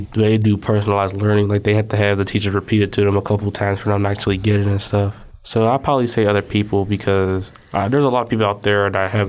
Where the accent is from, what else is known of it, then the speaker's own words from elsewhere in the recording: Pittsburgh, Pennsylvania, United States; I'm from Homewood, and I'm 15 years old.